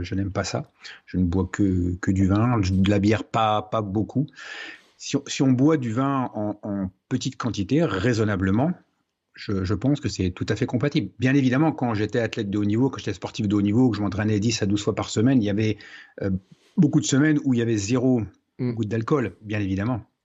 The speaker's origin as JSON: {"language": "French", "town": "Troyes", "region": "Grand Est", "country": "France", "tie": "born or raised there", "also_born_or_lived": "Marne valley", "said": "Je suis né à Troyes, dans l'Aube, donc euh, pays du Champagne."}